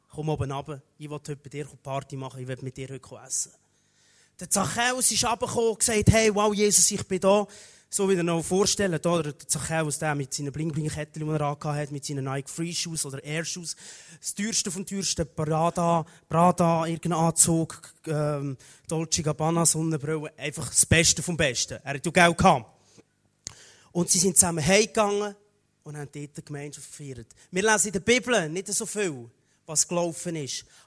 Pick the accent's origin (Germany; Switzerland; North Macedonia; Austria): Switzerland; Aargau; ursprünglich komme ich vom, vom Aargau, genau, nur kurz. Ein Aargauer bin ich.